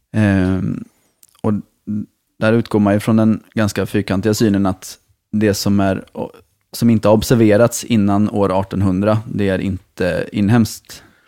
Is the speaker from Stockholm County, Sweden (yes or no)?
no; Malmö, Skåne, Sweden; som Malmöbo